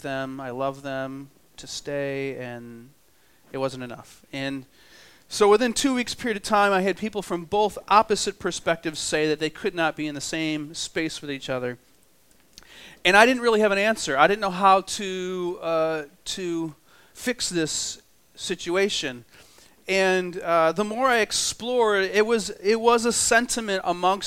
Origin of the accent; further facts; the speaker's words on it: New York, United States; I'm from New York, and we have about a foot of snow there right now